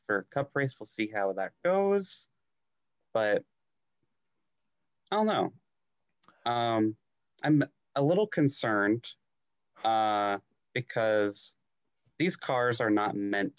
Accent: Iowa, United States; Iowa. There are no asphalt tracks where I grew up.

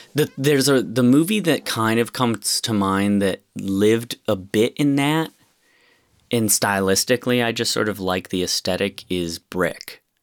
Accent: Rochester, New York, United States; I'm from Rochester, New York, which is a pretty small city

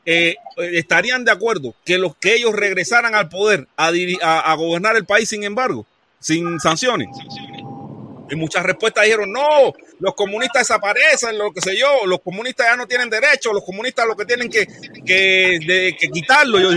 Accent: Cuba; moved away; Yo, yo cuando salí de Cuba, que vi cómo estaba la cosa afuera, que comparé, dije, coño

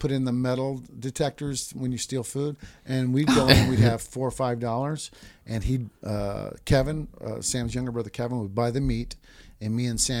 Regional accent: Japan; And I was raised in Japan, so I knew about a lot about.

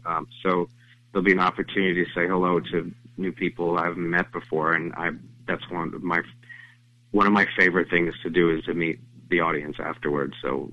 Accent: New York, United States; When I was a kid growing up in New York, dreaming of Broadway

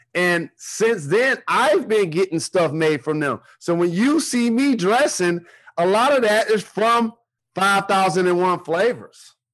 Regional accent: Detroit, Michigan, United States; I'm from Detroit

